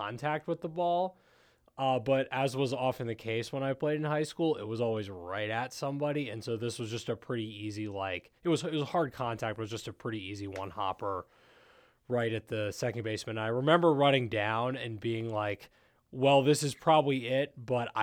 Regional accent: Silver Spring, Maryland, United States; I'm from Silver Spring

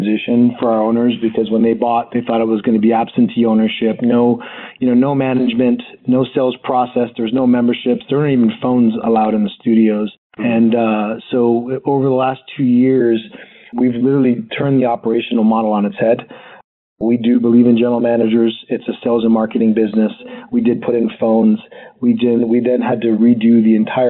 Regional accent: Hawaii, United States; I grew up in Hawaii

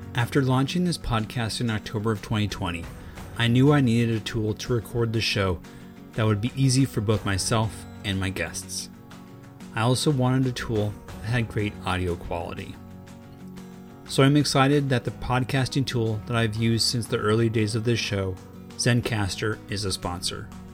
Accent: Los Angeles, California, United States; I was born and raised in Los Angeles

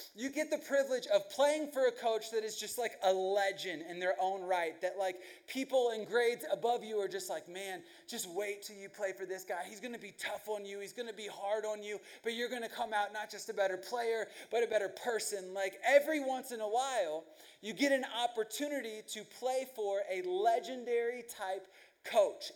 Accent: Virginia, United States; first language English; I grew up in Virginia

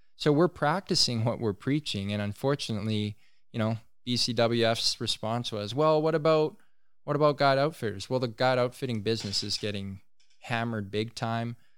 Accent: Tahltan territory, British Columbia, Canada; we're in British Columbia.

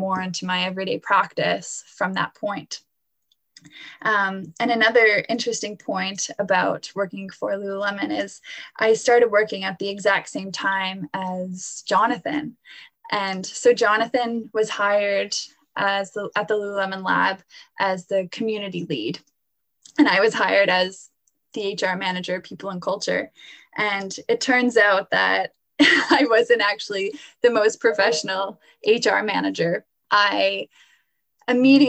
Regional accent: Halifax, Nova Scotia, Canada; also born or lived in Florence, Italy; I was born and raised in Halifax, Nova Scotia here

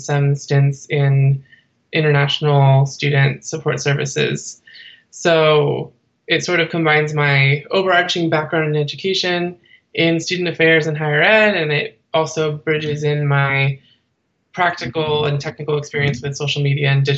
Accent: Bay Area, California, United States; I am originally from the Bay Area, California

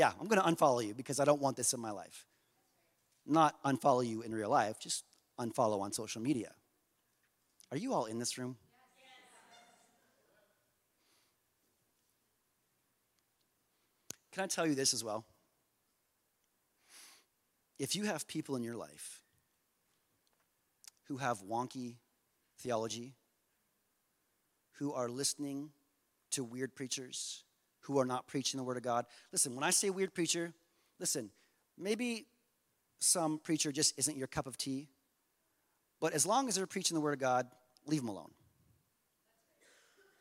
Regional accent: Canada; we're so Canadian

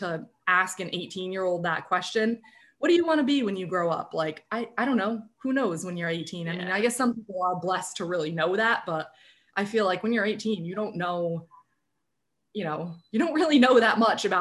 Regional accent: Tiverton, Rhode Island, United States; also born or lived in Tampa, Florida; I was born in Rhode Island. I grew up in Tiverton. I really lived here basically my whole life

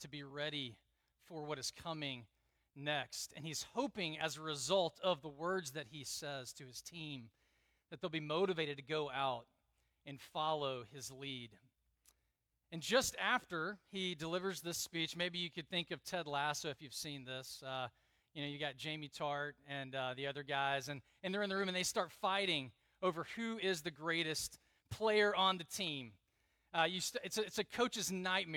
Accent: Southeast, United States; moved away as an adult; I grew up in the Southeast

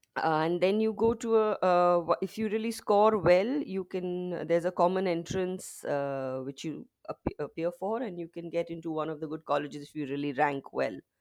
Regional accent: Mumbai, Maharashtra, India; I've basically been born and brought up in Mumbai.

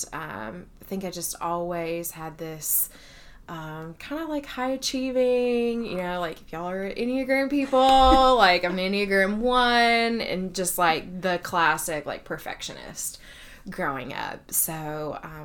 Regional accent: Kentucky, United States; moved away as an adult; now in Athens, United States; I grew up in Kentucky, but found my way to Georgia through grad school.

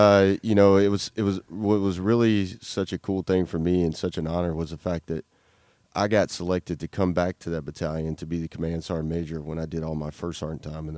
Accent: Louisiana, United States; growing up in a little small podunk town in Louisiana, you know, I had, my grandpa was a World War II vet in the Navy.

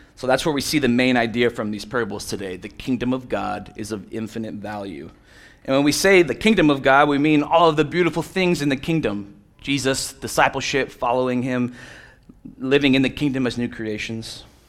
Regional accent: Miami, Florida, United States; moved away; I'm from Miami, Florida, other side of the coast, but basically the same

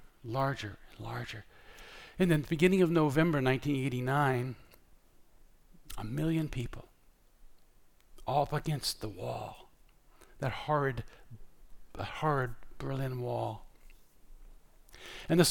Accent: Scotland, United Kingdom; I'm Scottish

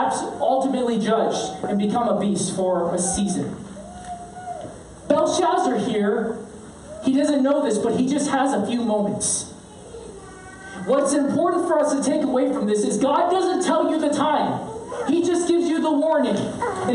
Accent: United States; growing up in honor shame culture as a Korean-American

